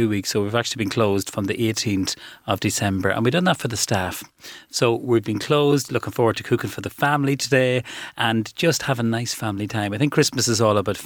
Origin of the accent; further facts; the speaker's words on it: Ireland; we're from Calf